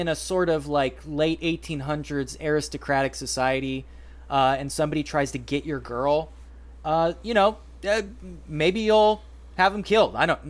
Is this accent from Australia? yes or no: no; United States; Frankly, I'm an American.